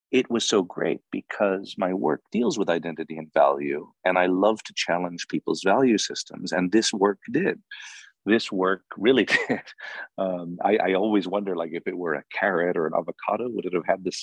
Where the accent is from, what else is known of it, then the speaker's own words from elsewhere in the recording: Hollywood, California, United States; But I was in Hollywood, and the autochthonous, the native species, are famous, you know, celebrities